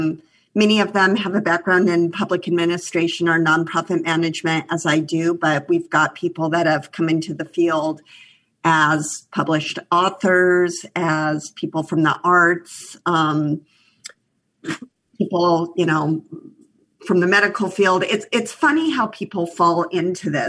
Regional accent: Cheyenne, Wyoming, United States; moved away as an adult; now in New York, United States; I grew up in Cheyenne, Wyoming

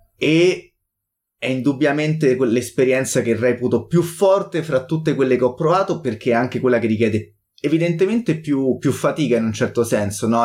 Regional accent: Italy; siamo italiani

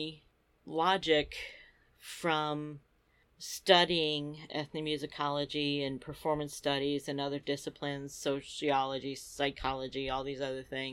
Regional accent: Philadelphia, Pennsylvania, United States; as a Philadelphian

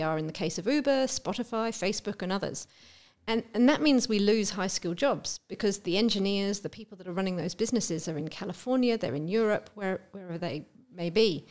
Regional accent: England, United Kingdom; moved away as an adult; also born or lived in Melbourne, Australia; now in Australia; I am English

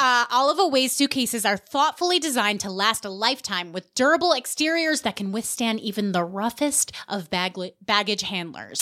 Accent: New York, United States; I'm from New York

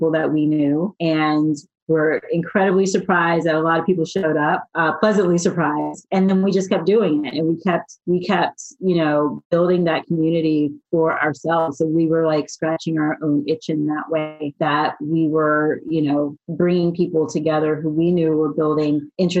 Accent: Florida, United States; moved away as an adult; also born or lived in Miami; now in San Francisco, United States; I grew up in Florida in a small, very rural town where you would not expect anyone to end up in venture capital

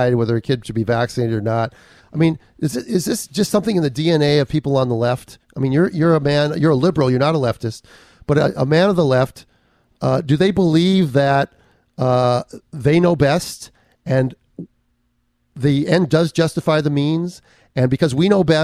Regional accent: Minneapolis, Minnesota, United States; now in California, United States; I grew up in Minneapolis. And when I first moved to California, it was 1982

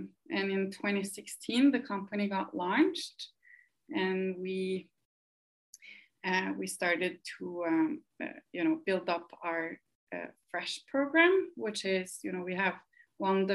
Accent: Norway; moved away as an adult; now in United States; I am originally from Norway, and I came to the US 6 years ago

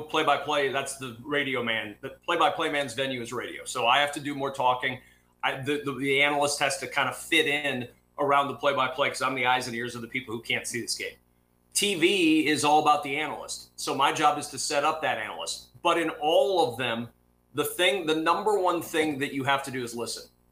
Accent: Nebraska, United States; I'm a kid from Nebraska who grew up watching games on television

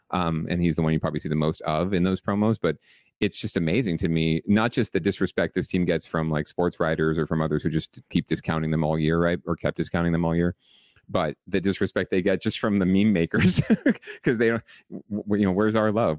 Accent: San Jose, California, United States; also born or lived in Los Angeles; I was raised in San Jose

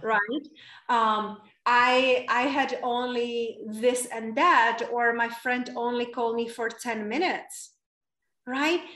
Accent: Czechia; English is a second language; moved away as an adult; also born or lived in London / Spain; now in United States; It's from very small town in Czech Republic. That's where I was raised and born, and that's where I stay until I was 20 years old

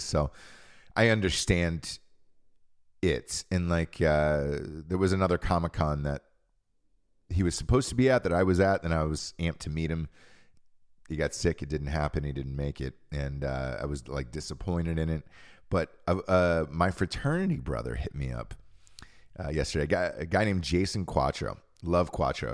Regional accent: Georgia, United States; Growing up in Georgia, in the South

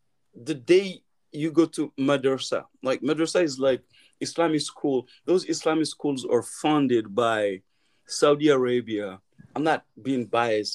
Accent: Timbuktu, Tombouctou Region, Mali; also born or lived in Paris, France; now in United States; A prince from Timbuktu

